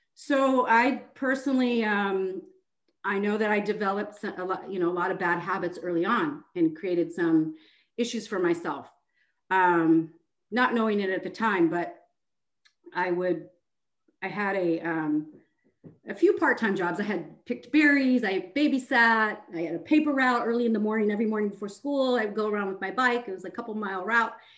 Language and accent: English; Seattle, Washington, United States; moved away as an adult; now in Houston, United States; I'm originally from Seattle, Washington. Um, I moved to Texas in 2010